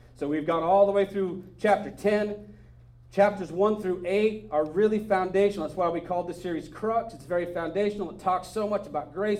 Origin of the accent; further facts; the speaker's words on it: Northern California, United States; I grew up in Northern California